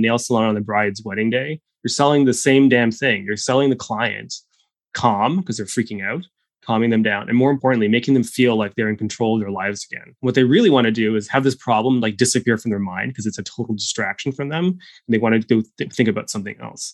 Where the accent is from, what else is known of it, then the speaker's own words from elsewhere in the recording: Ottawa, Ontario, Canada; now in Toronto, Canada; I'm from Ottawa.